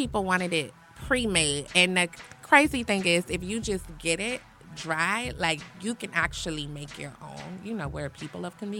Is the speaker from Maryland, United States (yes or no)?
yes; Prince George's County, Maryland, United States; I'm from PG, so Fullsville. Pump Park.